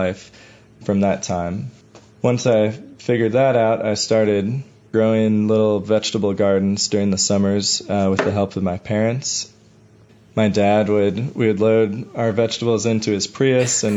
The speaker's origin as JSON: {"language": "English", "town": "Chicago", "region": "Illinois", "country": "United States", "tie": "born or raised there", "said": "I grew up in Bucktown. I went to Lincoln Park High School."}